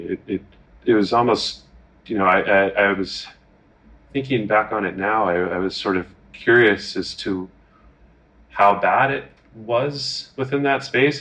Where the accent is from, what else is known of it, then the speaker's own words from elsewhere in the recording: United States; as an American